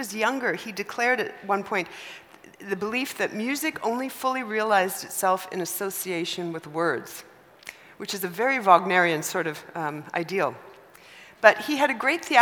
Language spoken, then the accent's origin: English; Canada; me being Canadian